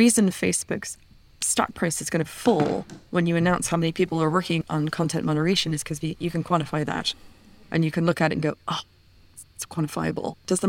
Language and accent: English; United States; moved away; But growing up in the United States and then moving outside of the United States, I was always very aware of the cost of the U.S. defense budget